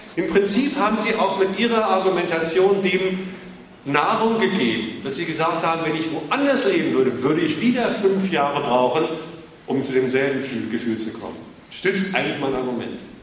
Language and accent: German; Germany; ich komme aus Deutschland